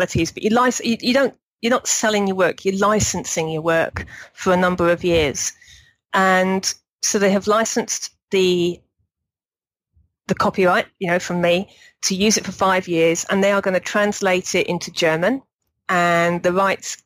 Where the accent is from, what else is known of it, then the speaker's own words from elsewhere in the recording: Berkshire, South East England, United Kingdom; moved away as an adult; also born or lived in Kent; I'm from Berkshire originally, but I lived in Kent for 4 or 5 years before I moved over here